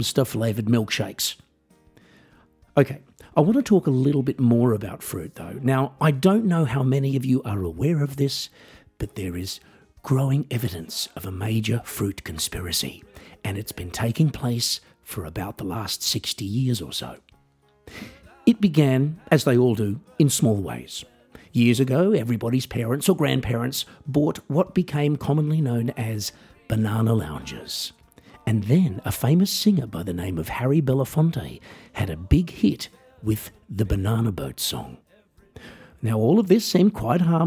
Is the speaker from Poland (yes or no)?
no; Australia; growing up in Australia